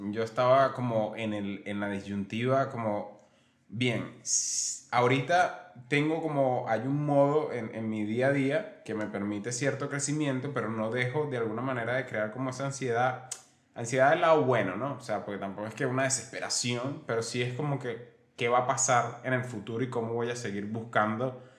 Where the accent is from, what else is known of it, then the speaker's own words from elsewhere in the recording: Venezuela; moved away; yo soy de, bueno, nosotros somos de Venezuela